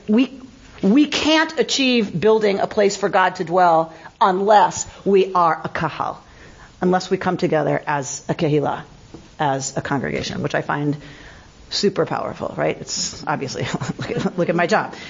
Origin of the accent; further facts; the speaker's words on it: United States; I am truly American